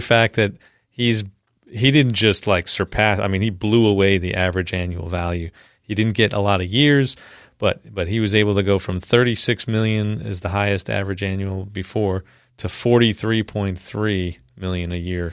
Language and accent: English; New York, United States; I'm from New York